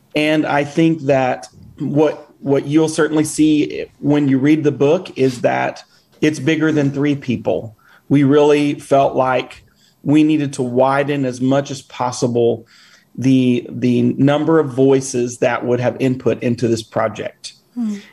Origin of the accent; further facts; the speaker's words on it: United States; as an American planting a church in Honduras